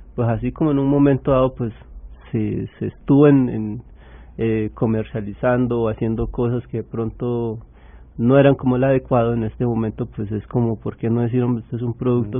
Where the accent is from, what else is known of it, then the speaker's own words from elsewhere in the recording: Colombia; nosotros como colombianos